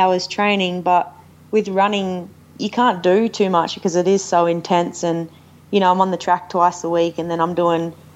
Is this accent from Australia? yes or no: yes; Australia; also born or lived in Noosa, Australia / Boulder, United States; we're both Aussie.